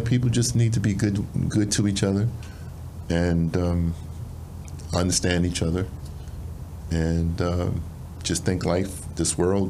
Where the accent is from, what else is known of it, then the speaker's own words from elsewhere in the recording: New York, United States; moved away; I'm from New York originally